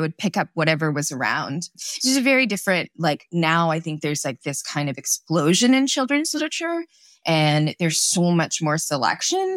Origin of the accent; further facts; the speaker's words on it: Torrance, California, United States; also born or lived in Kolkata, India; So I grew up in Southern California, in Torrance